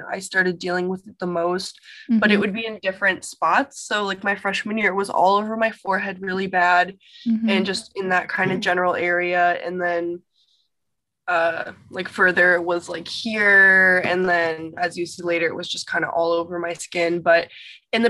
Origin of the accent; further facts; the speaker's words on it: Chicago, Illinois, United States; moved away as an adult; now in California, United States; I'm from Chicago, Illinois. And I'm living in California right now